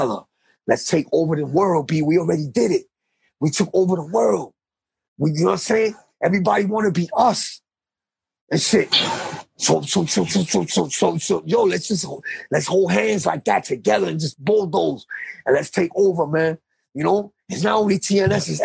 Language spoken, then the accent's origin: English; New York City, New York, United States; I'm from Baruch Houses in on the Lower East Side